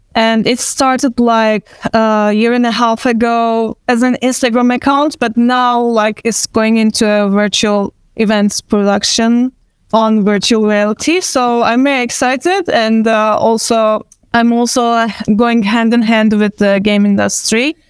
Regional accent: Istanbul, Turkey; first language Turkish; English is a second language; I'm from Istanbul

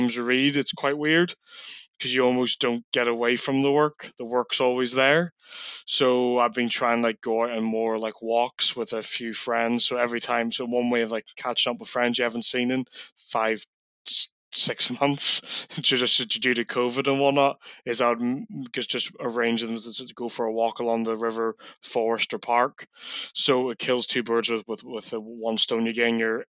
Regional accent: Coleraine, Northern Ireland, United Kingdom; moved away as an adult; now in Middlesbrough, United Kingdom; So I'm originally from Coleraine, Northern Ireland, but I live and work in Middlesbrough now full time.

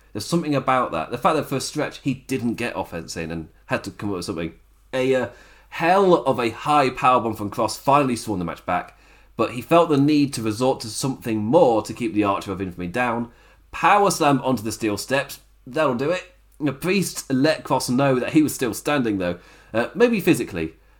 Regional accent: England, United Kingdom; I am English

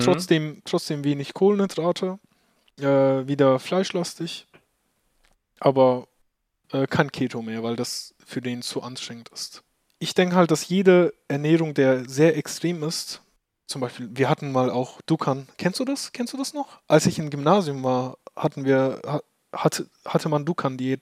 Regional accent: Turkey; now in Germany; ich bin ja in der Türkei geboren

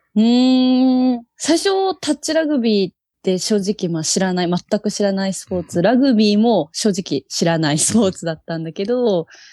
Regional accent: Yokohama, Kanagawa, Japan; 出身は神奈川、横浜です

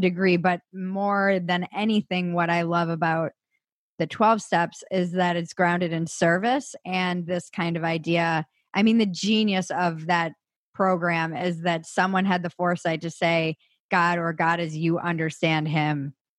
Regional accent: East Coast, United States; I come from a big family, Irish Catholic, East Coast

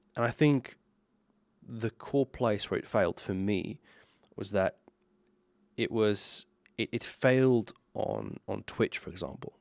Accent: Slovenia; English is a second language; as a Slovenian person, born and raised in Slovenia

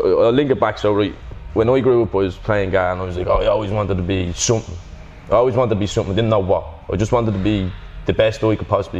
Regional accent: Dublin, Leinster, Ireland; growing up in Drimley and Crumlin, the D12 area

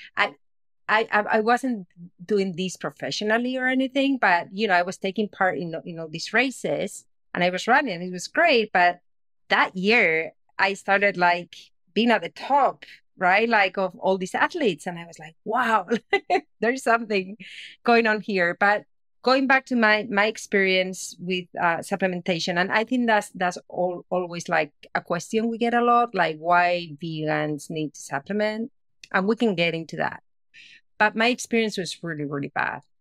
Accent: Spain; moved away; I'm originally from Spain and I was living in Spain, uh, back in the day

